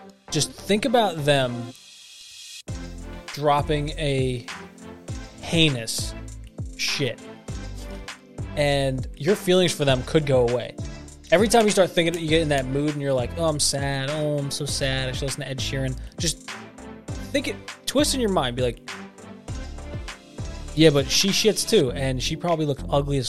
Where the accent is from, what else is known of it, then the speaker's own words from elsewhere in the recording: Australia; If you're the guy from Australia, good night, mate. I'm from Australia.